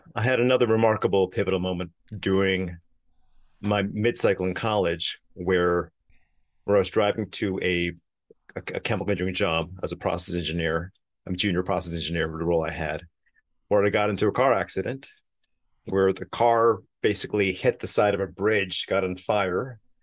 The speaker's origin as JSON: {"language": "English", "town": "New York City", "region": "New York", "country": "United States", "tie": "born or raised there", "said": "growing up in Queens, New York"}